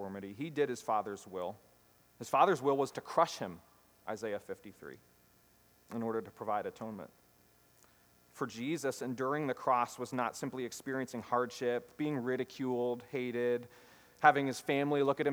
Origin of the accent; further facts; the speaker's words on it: United States; as American Christians